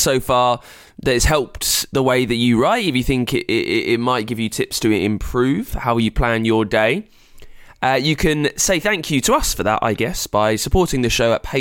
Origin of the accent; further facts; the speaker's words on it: United Kingdom; I'm British